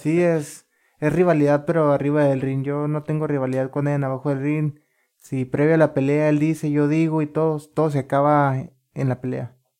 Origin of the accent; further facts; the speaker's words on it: Ensenada, Baja California, Mexico; yo soy de aquí de Ensenada y fíjate que qué coincidencias, nací unas súper cerquitas de aquí